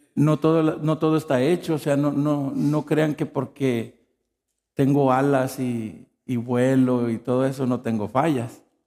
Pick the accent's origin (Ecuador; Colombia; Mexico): Mexico; moved away